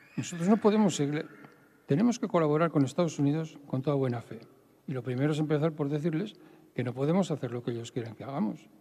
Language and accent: Spanish; Bilbao, Basque Country, Spain; yo soy de Bilbao, quede claro, y no soy hijo de notario. Soy de allí.